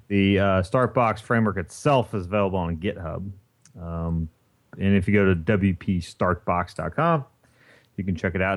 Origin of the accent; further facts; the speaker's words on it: Indiana, United States; I grew up in Indiana